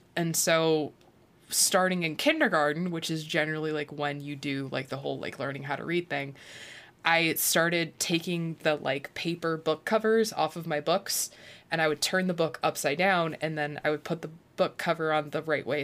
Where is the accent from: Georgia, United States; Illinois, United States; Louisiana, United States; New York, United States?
Illinois, United States; moved away; I'm from Illinois, but I grew up in the Quad Cities where Illinois and Iowa are like very interchangeable.